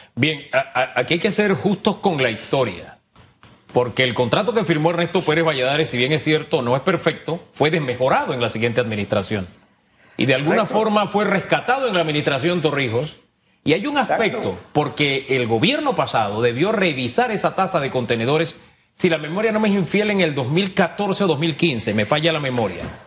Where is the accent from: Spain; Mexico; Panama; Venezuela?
Panama; como panameño